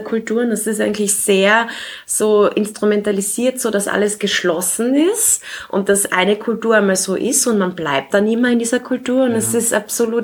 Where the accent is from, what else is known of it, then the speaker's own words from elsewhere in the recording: Klagenfurt, Carinthia, Austria; now in Vienna, Austria; ich bin in Klagenfurt geboren. Äh, ich lebe derzeit in Wien